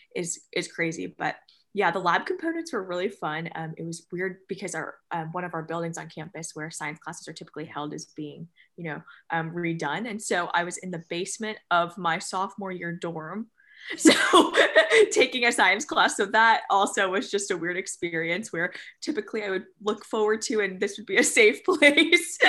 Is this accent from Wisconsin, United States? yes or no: no; New Jersey, United States; moved away as an adult; now in Danville, Kentucky, United States; I'm from New Jersey, so quite far away from Danville, Kentucky